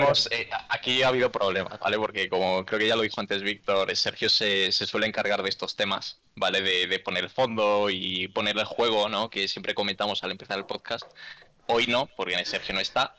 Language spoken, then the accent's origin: Spanish; Galicia, Spain; hoy estamos todos gallegos en este podcast